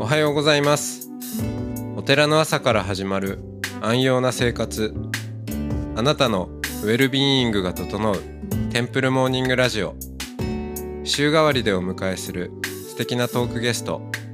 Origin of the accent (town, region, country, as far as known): Hokkaido, Japan; born or raised there